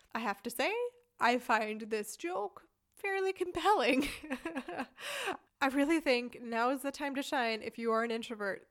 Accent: United States; moved away as an adult; now in Germany; We're both American

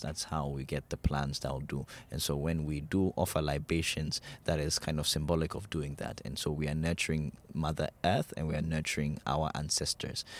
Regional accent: Ghana; we grew up in Ghana

